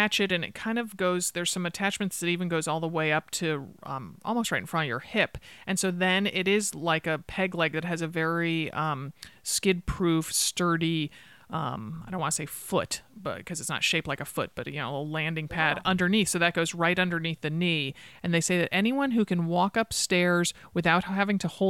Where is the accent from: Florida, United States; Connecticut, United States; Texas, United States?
Connecticut, United States; growing up in Connecticut